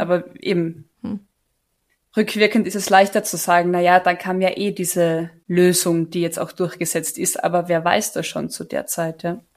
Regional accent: Carinthia, Austria; moved away; als Kärntnerin

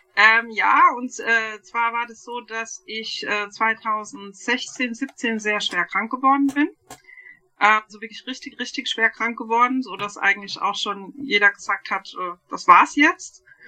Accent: Bürstadt, Hesse, Germany; aus Sü ja, Südhessen. Ja, also wir wohnen in Bürstadt

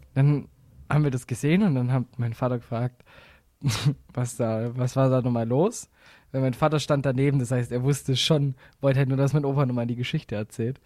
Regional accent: Swabia, Germany; Ich bin Schwabe

